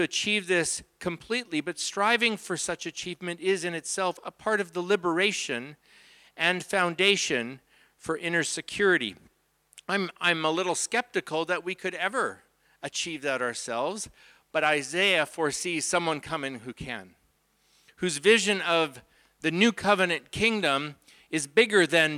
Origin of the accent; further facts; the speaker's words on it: Abbotsford, British Columbia, Canada; That's my wife, and we're from Abbotsford.